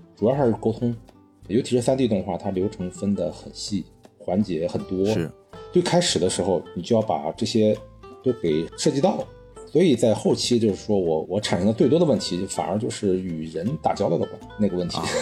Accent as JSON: {"language": "Chinese", "region": "northern China", "country": "China", "said": "我也是北方人哈"}